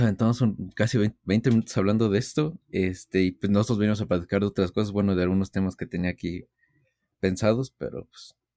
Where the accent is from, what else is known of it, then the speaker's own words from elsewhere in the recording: Mexico; todos como mexicanos sabemos